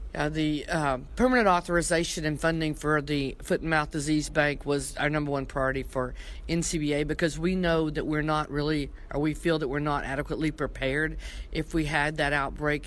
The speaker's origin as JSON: {"language": "English", "region": "Tennessee", "country": "United States", "said": "I'm from Tennessee"}